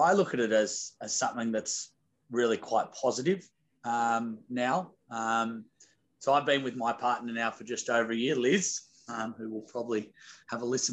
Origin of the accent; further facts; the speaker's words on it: Australia; As an Aussie